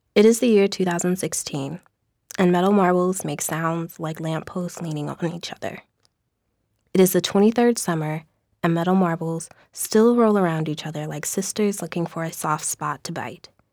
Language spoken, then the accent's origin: English; St. Louis, Missouri, United States; moved away; I am from Saint Louis